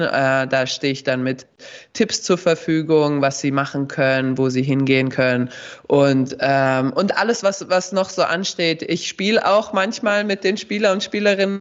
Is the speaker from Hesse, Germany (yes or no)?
yes; Darmstadt, Hesse, Germany; first language Bosnian; German is a second language; als Hessin und vor allem als Mittelhessin, das, oder Südhessin, sage ich mal, Darmstadt, wir sind umgeben von Wald